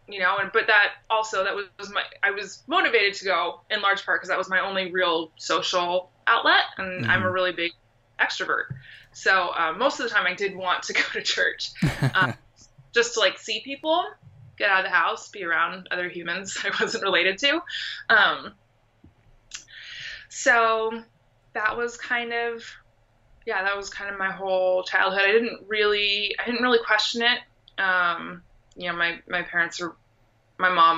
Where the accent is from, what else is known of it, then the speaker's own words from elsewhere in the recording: Portland, Oregon, United States; I grew up here in Portland, Oregon, where I live now